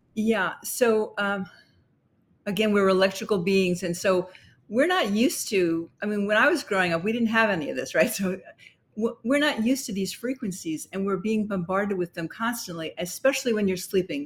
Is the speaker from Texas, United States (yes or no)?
no; New York City, New York, United States; we lived in Brooklyn